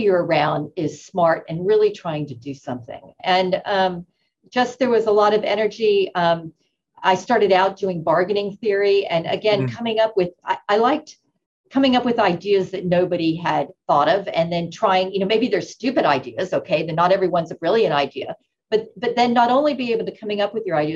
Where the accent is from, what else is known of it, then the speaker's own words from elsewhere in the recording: Florida, United States; now in Boston, United States; I grew up in Florida. I was born and raised in Florida